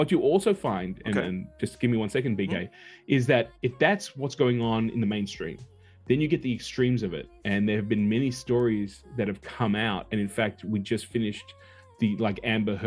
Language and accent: English; Australia; moved away as an adult; also born or lived in Los Angeles; I'm a guy from the boondocks. I'm from Australia. I'm from down under